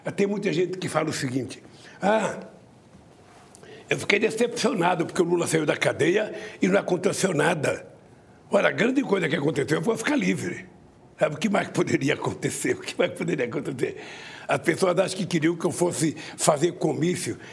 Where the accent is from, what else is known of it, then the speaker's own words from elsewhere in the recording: Garanhuns, Pernambuco, Brazil; Eu que já sou de Garemunde, que já sou de tantos lugares